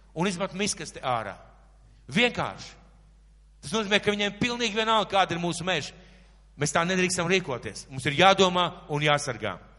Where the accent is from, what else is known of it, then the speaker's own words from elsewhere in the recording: Latvia; mēs dzīvojam Latvijā, ka mēs esam latvieši